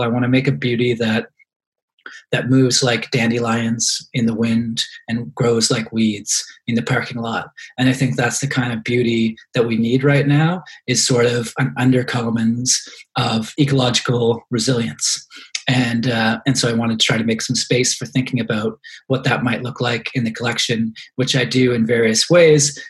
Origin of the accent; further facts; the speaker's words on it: Halifax, Nova Scotia, Canada; moved away as an adult; also born or lived in London, Ontario; growing up in Halifax in the 1990s.